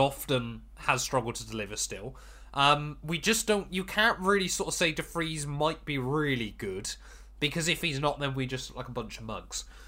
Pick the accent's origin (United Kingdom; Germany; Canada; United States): United Kingdom; as we're British